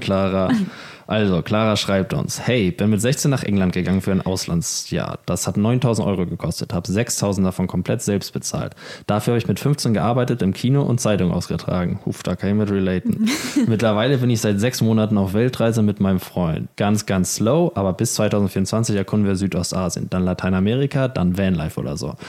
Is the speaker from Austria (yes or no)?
no; Germany; moved away as an adult; now in Spain; als Deutscher